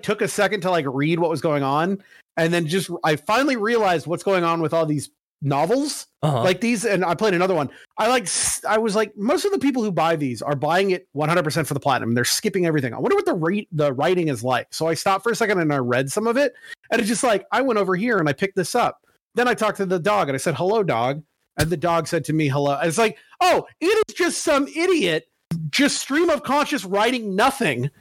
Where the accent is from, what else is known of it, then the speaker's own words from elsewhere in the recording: San Diego, California, United States; I grew up in San Diego, so I love the Padres